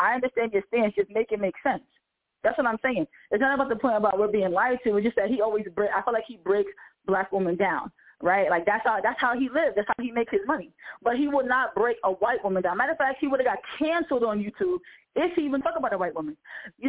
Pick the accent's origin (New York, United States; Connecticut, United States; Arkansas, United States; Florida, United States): New York, United States; We're from New York, and we're out of here.